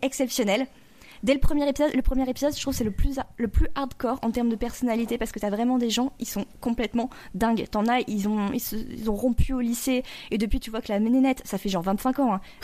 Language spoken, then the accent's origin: French; France; on qu'on connaît pas nous en tant que français